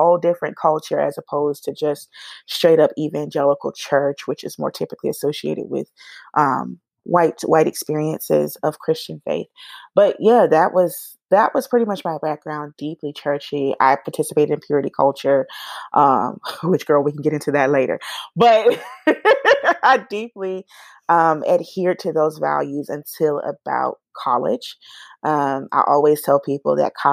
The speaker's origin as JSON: {"language": "English", "town": "Atlanta", "region": "Georgia", "country": "United States", "tie": "born or raised there", "also_born_or_lived": "Tallahassee, Florida / Portal, Georgia", "said": "I actually was born in Tallahassee, Florida, raised here in Atlanta, Georgia, which is where I have spent the majority of my life"}